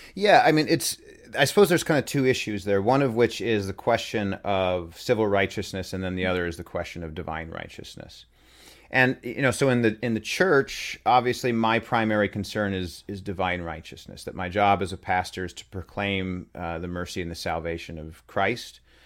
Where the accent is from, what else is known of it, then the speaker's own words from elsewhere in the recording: Utah, United States; moved away; I grew up in Utah, uh, when I was, uh, pretty young